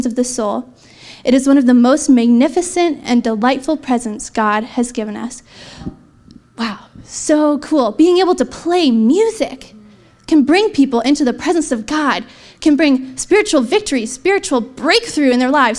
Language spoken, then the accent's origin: English; Canada; I'm Canadian, so proud.